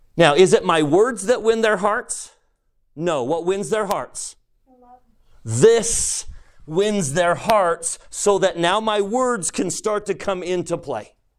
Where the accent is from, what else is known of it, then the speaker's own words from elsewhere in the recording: United States; I'm an American